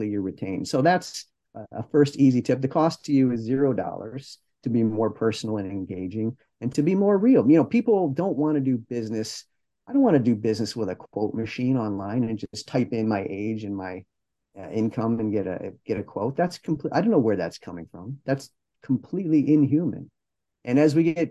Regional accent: Detroit, Michigan, United States; I'm from Detroit. I'm not from California, but growing up in the 70s

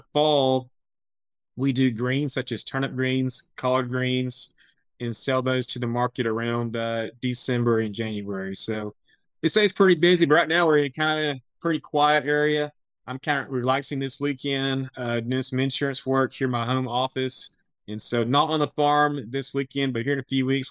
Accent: Winona, Texas, United States; also born or lived in Stephenville, Texas; So I'm from a small town called Winona, just north of Tyler

